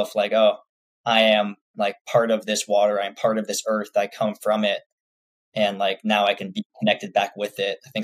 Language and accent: English; Santa Rosa, California, United States; moved away as an adult; also born or lived in Monterey Bay Area, California / Tempe, Arizona; I also spent a lot of time in the North Bay growing up in Santa Rosa